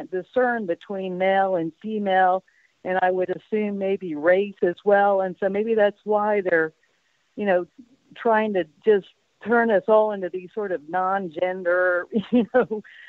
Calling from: Spain; I'm calling you from Spain.

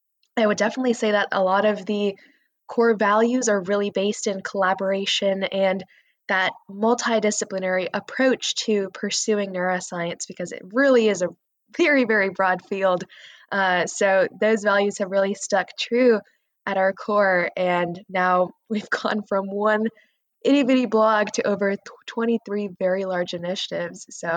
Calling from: Northern California, United States; I'm calling in from Northern California right now.

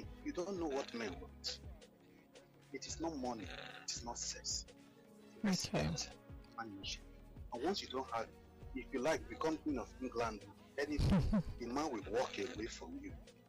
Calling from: Lagos, Nigeria; I'm calling from Akota.

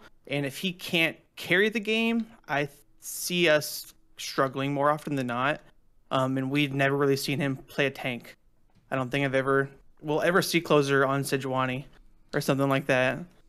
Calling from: Charlotte, North Carolina, United States; Hey, calling from Charlotte, North Carolina.

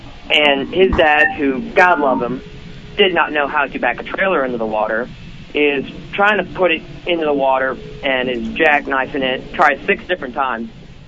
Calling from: Carmel, Indiana, United States; from Carmel, Indiana, a.k.a.

